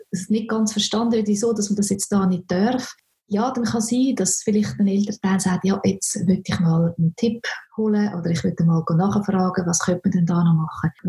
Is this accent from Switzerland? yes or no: yes; Switzerland; gibt es bei uns in der Schweiz noch nicht so wirklich eine gute Unterstützung